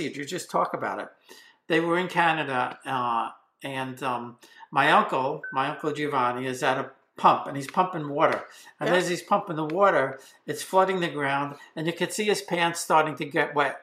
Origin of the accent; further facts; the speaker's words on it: New York City, New York, United States; also born or lived in Whitestone, Queens, New York; I grew up in College Point in Queens, New York.